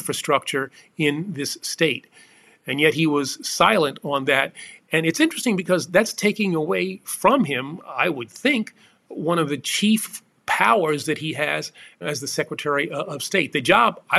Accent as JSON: {"language": "English", "town": "New York City", "region": "New York", "country": "United States", "tie": "born or raised there", "said": "I'm born and raised in New York City"}